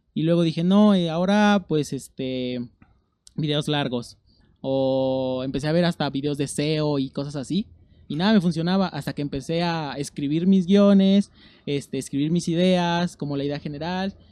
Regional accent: Amecameca, State of Mexico, Mexico; moved away as an adult; Yo soy del Estado de México. y ¿Del Estado qué este, zona? De Amecameca. Ah. Y yo crecí ahí toda mi vida

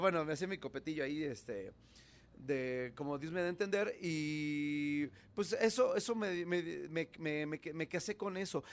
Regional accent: Mexico

